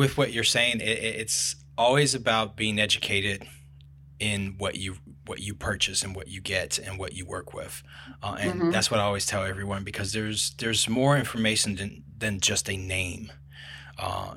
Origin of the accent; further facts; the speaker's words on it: Brazil; moved away; I am from Brazil